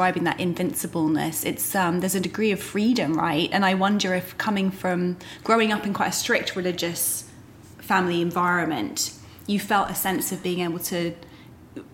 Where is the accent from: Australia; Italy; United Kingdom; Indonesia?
United Kingdom; now in United States; I feel as a Brit who now lives in America, I can look back on the kind of culture that I was raised